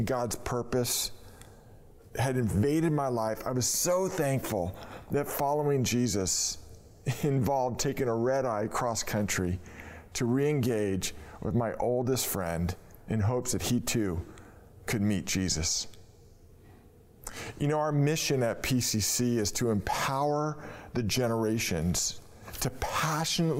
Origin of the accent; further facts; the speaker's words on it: Novato, California, United States; Mark and I grew up in Novato, and we logged in hours of play dates and team sports, starting from when we were 4 years old